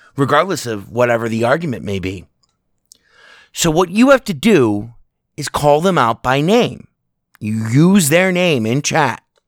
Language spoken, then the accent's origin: English; United States; as an American